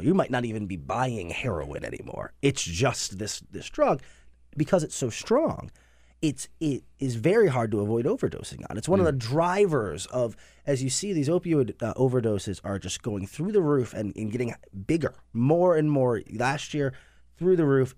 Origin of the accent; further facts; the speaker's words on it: Cleveland, Ohio, United States; Cleveland, which is my hometown